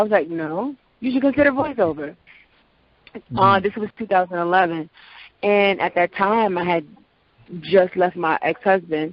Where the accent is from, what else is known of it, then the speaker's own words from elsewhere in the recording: Prince George's County, Maryland, United States; accent: general American; I am a talent from Prince George's County.